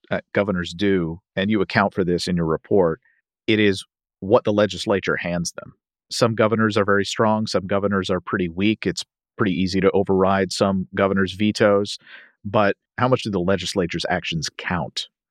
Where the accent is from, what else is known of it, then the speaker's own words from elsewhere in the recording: Kentucky, United States; my home state of Kentucky